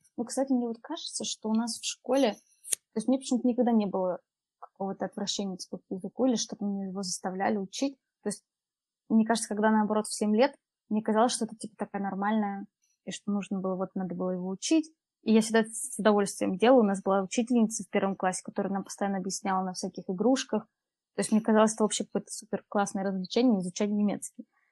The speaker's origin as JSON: {"language": "Russian", "town": "Tomsk", "region": "Tomsk Oblast", "country": "Russia", "tie": "born or raised there", "also_born_or_lived": "Poland", "moved": "as an adult", "lives_now": "Munich, Germany", "said": "Я из Томска, и, получается, 18 лет. 18 лет я там училась в школе, и 18 лет я переехала в Польшу"}